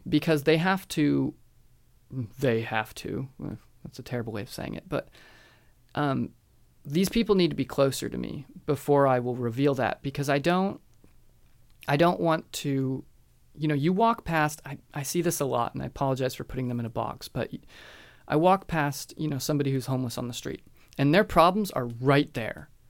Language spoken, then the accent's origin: English; United States; me as an American, I was definitely socialized that way